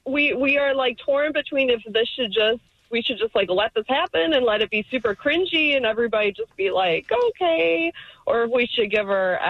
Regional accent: Michigan, United States; we're super white. We're from Michigan.

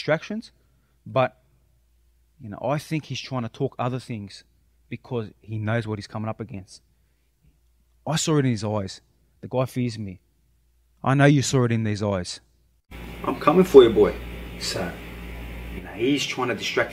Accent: Sydney, New South Wales, Australia; But I'm representing where I'm from, Sydney, Australia

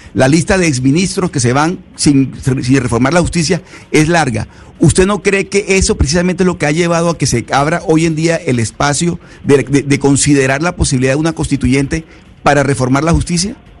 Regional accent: Venezuela; now in Panama; soy venezolano

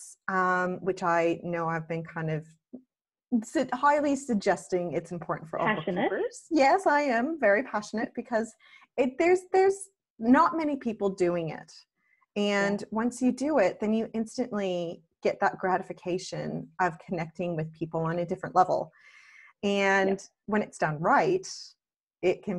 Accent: Canada; now in Australia; I'm Canadian living in Australia

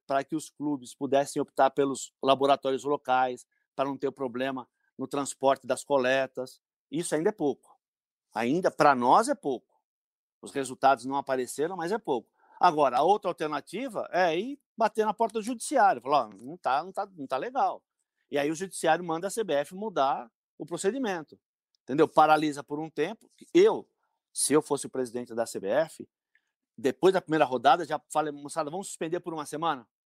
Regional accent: São Caetano do Sul, São Paulo, Brazil; eu, sou de São Caetano, né? Yeah. Eu não é. moro em São Caetano hoje, mas sou de São Caetano

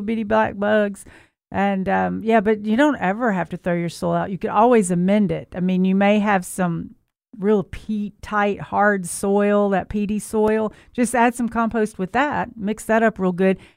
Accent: Memphis, Tennessee, United States; moved away; I'm from Memphis, but I was gone for a while

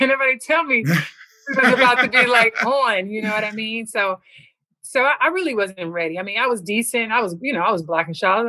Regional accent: Compton, California, United States; I'm from Compton now.

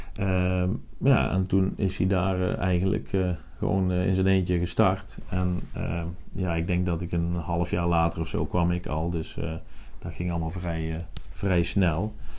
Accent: Netherlands; in Nederland, waar ik vandaan kom

